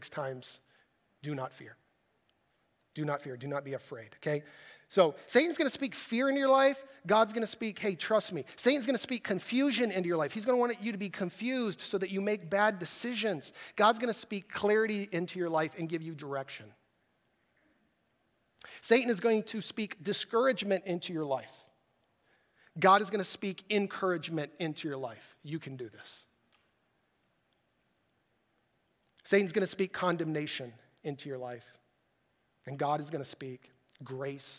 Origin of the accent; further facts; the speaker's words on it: United States; I'm an American